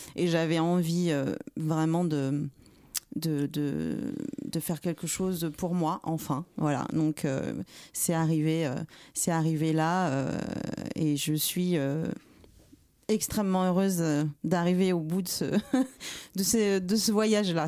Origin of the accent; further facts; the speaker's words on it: Paris, Île-de-France, France; also born or lived in Martinique; suis parisienne. Je suis née à Paris.